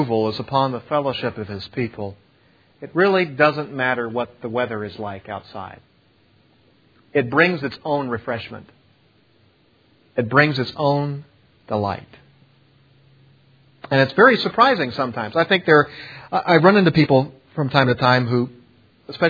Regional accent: East Coast, United States; now in West Coast, United States; I'm from the East Coast originally.

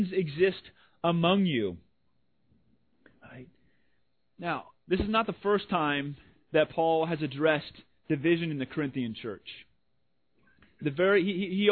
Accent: Washington, United States; I'm from Washington. Grew up

